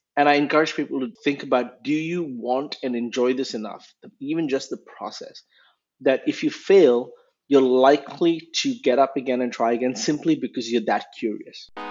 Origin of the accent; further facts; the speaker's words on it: India; moved away; I grew up uh, in a few cities in India. Um, I was born in 1981, so that gives away my age. And I moved around a few times by the time I was 18